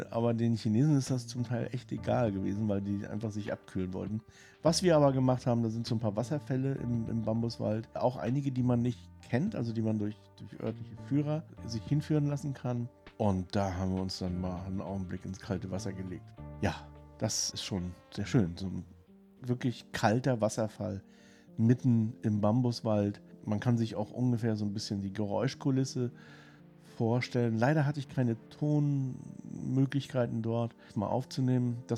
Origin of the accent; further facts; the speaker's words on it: Rostock, Mecklenburg-Vorpommern, Germany; weil ich bin in Rostock aufgewachsen mit Sprotten und die habe ich auch mit dem Kopf gegessen.